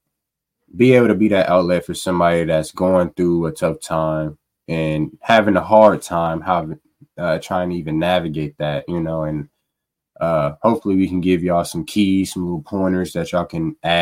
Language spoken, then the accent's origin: English; Omaha, Nebraska, United States; also born or lived in Fort Hood, Texas; I was born in Fort Hood, Texas, but raised in Omaha